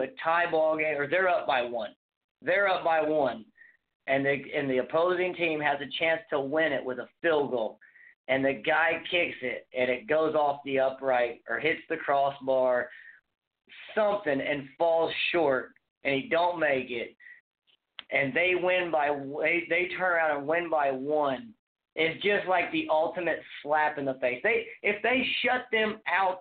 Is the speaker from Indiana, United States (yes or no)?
yes; Indiana, United States; I'm from the state of Indiana myself